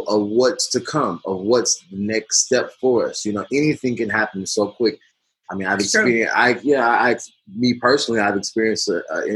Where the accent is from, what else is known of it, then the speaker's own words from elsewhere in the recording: United States; myself included as an American